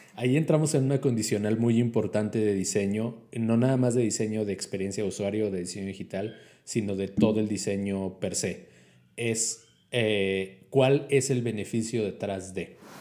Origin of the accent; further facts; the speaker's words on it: Mexico; no hay red 5G en mi país